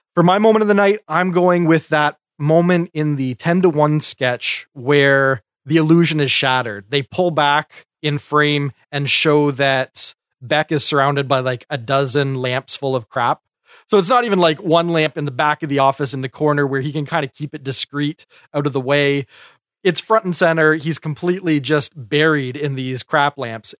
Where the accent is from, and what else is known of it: Canada